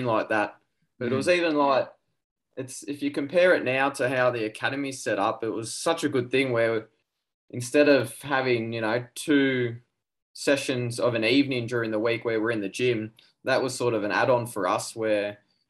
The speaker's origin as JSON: {"language": "English", "town": "Glenmore Park", "region": "New South Wales", "country": "Australia", "tie": "born or raised there", "said": "I grew up in Glenmore Park, played for Glenmore"}